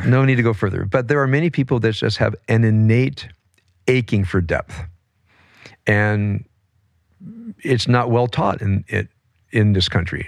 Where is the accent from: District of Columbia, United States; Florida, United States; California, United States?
California, United States; Compton; I grew up in Compton as a, as a white kid